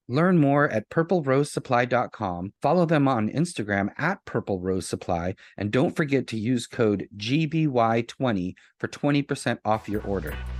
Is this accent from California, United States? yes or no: no; Boston, Massachusetts, United States; moved away as an adult; also born or lived in New York; growing up in Boston